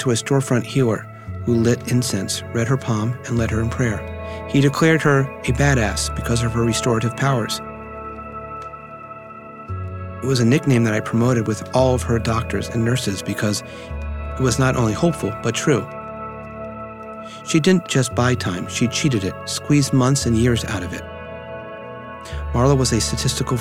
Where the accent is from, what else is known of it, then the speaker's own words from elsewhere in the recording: Washington, District of Columbia, United States; I grew up in Washington, D.C., and this is now 1970-ish